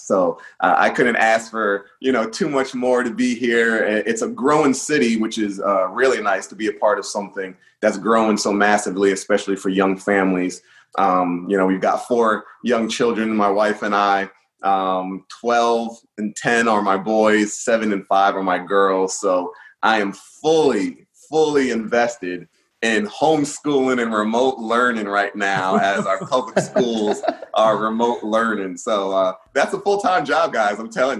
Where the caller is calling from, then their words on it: Middletown, Delaware, United States; Yeah, Middletown, Delaware. It's a beautiful area. I feel like it's in the middle of everything.